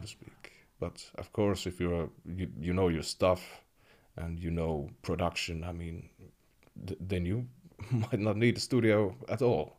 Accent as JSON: {"language": "English", "town": "Kemi", "region": "Lapland", "country": "Finland", "tie": "born or raised there", "said": "I grew up in Kemi"}